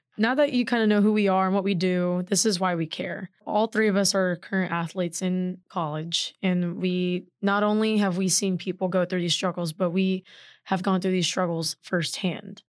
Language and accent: English; Houston, Texas, United States; moved away; I'm proudly from Houston, Texas